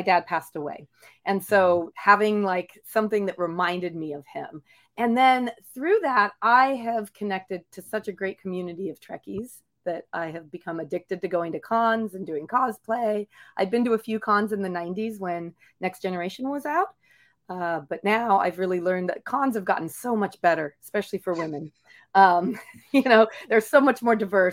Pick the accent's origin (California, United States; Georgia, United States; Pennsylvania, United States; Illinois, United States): California, United States; Los Angeles; growing up in Los Angeles in the late 70s, early 80s